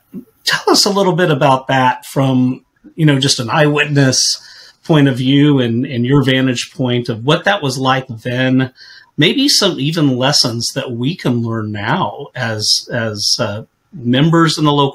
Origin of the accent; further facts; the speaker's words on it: California, United States; now in Mississippi, United States; I came from California to Mississippi, which was as much of a culture shock as you going from the United States to Africa, probably.